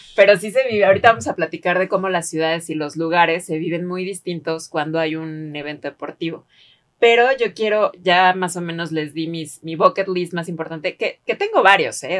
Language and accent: Spanish; Mexico